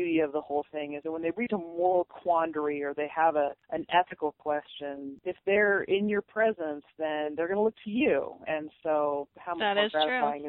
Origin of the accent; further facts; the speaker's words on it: Boise, Idaho, United States; also born or lived in Salem, Oregon; I am from Boise, and I graduated from Bora High School, a public high school over here